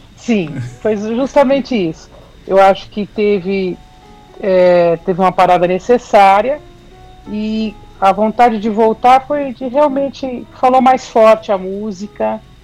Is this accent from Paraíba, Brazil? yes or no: no; São Paulo, Brazil; Sim, sou de São Paulo, da capital, que paulistana.